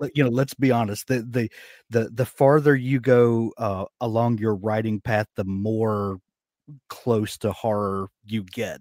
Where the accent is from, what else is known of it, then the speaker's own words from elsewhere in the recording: the American South, United States; accent: American drawl; I'm from the American South